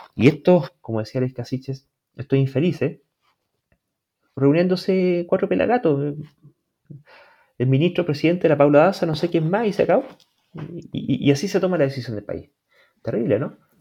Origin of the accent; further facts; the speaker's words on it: Chile; nosotros aquí en Chile